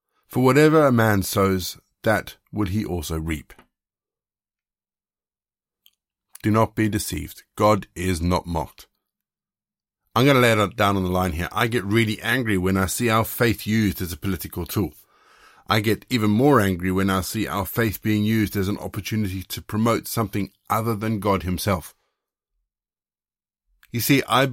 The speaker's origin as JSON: {"language": "English", "country": "South Africa", "tie": "born or raised there", "also_born_or_lived": "Zimbabwe", "said": "I was born in Zimbabwe and that I was raised in South Africa"}